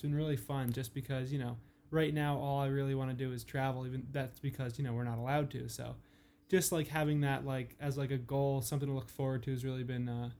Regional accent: New Jersey, United States; We're both from Central New Jersey, both Jackie and I.

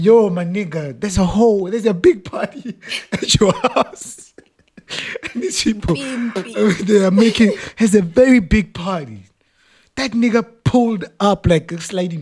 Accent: Johannesburg, Gauteng, South Africa; We're from Joburg.

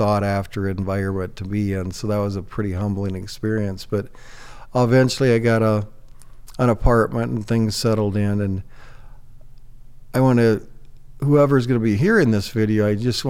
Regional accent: Northwest Iowa, United States; moved away as an adult; now in Sioux Falls, United States; I grew up in Northwest Iowa. It was a fabulous childhood. I grew up on a farm

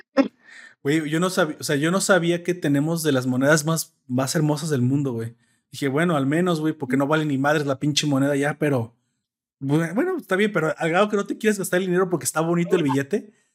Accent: Mexico; como buenos mexicanos

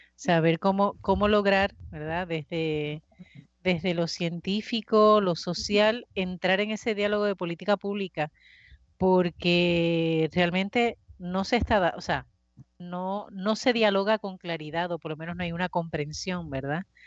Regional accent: Puerto Rico; como puertorriqueños

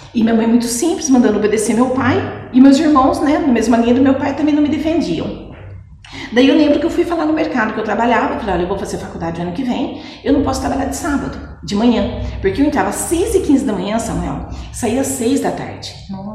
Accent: Mogi Mirim, São Paulo, Brazil; also born or lived in Pedreira / Jaguariúna; sou nascida em Mojimirim, sim. Uhum. Nasci dia 3 de outubro de 74, tenho 45 anos. Ah, nasci na Vila Bianchi, com apenas dois anos de idade, nós mudamos para o Santa Luzia

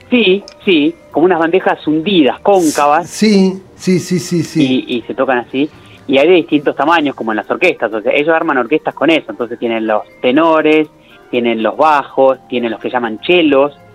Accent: Córdoba, Argentina; born there; Para su sorpresa, yo nací en Córdoba, o sea, tengo el doble

